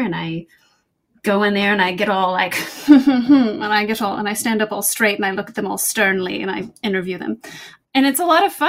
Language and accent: English; the South, United States; And I'm from the South. And so, you know, I'm cooking bacon and stuff.